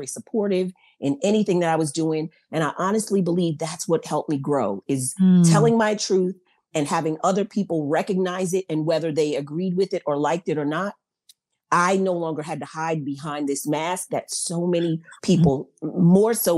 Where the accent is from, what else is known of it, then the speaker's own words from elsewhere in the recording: New York, United States; I grew up in New York, and I was adopted.